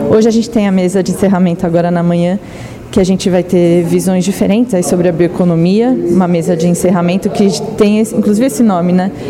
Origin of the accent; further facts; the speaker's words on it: São Paulo, Brazil; eu sou de São Paulo